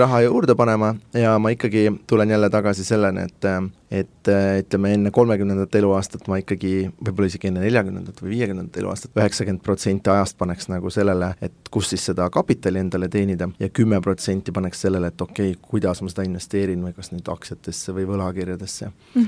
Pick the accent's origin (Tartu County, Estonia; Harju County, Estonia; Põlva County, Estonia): Tartu County, Estonia; Tartu; moved away as an adult; also born or lived in Tallinn / United States; ma tulen originaalist Tartust, et õppisin Tartu Descartesi Lütseumis